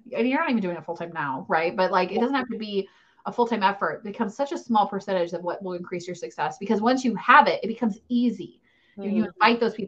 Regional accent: United States; I'm an American

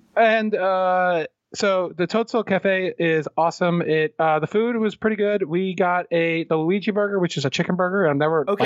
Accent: Pennsylvania, United States; We're from Pennsylvania.

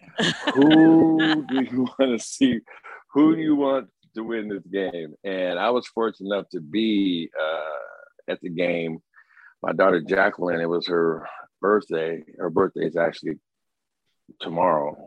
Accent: Santa Rosa, California, United States; growing up in Santa Rosa

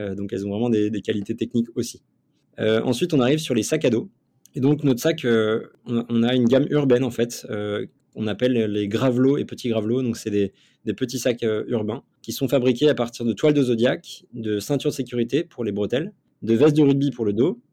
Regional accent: Nantes, Pays de la Loire, France; je viens de Nantes à la base et, euh, j'ai un parcours un peu euh, particulier pour quelqu'un qui est dans l'entrepreneuriat puisque j'étais euh, sportif de niveau toute ma jeunesse. Donc, euh, donc y a pas mal de, j'ai vécu pas mal d'aventures entre mes, euh, mes 6 ans et mes 23 ans. En fait, je suis né à Nantes

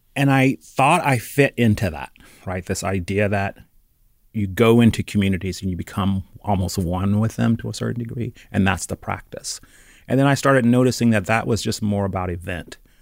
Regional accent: Charlotte, North Carolina, United States; now in Oakland, United States; growing up in North Carolina

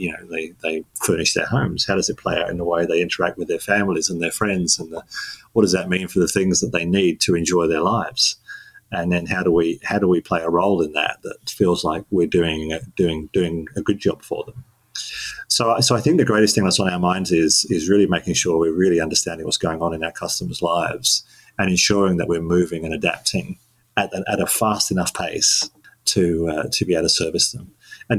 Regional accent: London, United Kingdom; moved away as an adult; now in Melbourne, Australia; I was born in London in the UK. And lived there for 18 years.

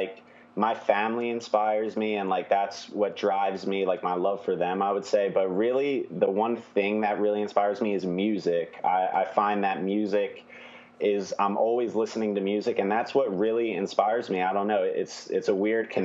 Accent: New Jersey, United States; now in Philadelphia, United States; I'm from South Jersey, so right outside the city of Philly

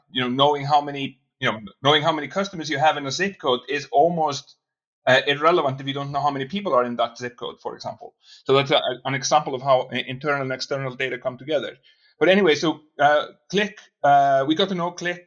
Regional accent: Iceland; also born or lived in Boston; now in Reykjavik, Iceland; I'm from Iceland. That's where I'm brought up.

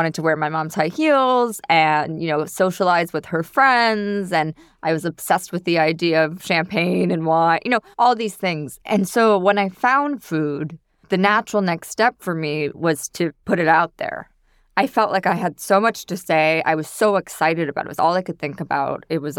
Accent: New York City, New York, United States; I grew up in New York City.

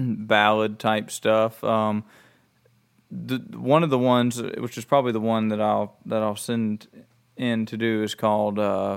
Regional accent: Alabama, United States; moved away; Where I was born in Alabama was really close to a train track, and it seems like everywhere I've lived has been close enough where the trains come through at night

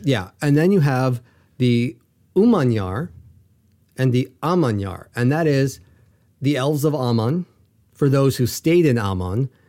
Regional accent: United States; I'm an American

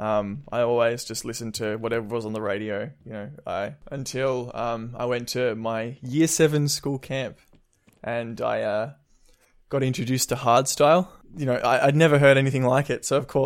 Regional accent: Melbourne, Victoria, Australia; I'm from Melbourne

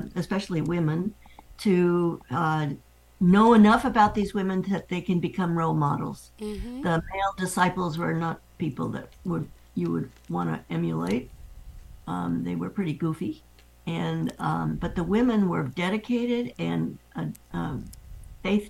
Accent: New York City, New York, United States; moved away as an adult; also born or lived in Los Angeles / San Francisco / Irvine / Santa Cruz; now in Half Moon Bay, United States; I grew up in New York City

